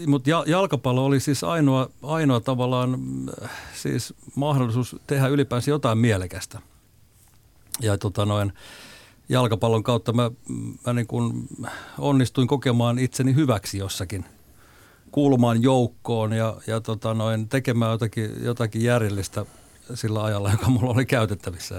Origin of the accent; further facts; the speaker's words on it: Suonenjoki, North Savo, Finland; mä asuin lapsuuteni Suonejoella – 70-luvulla Kuopion lähellä pien, pienellä paikkakunnalla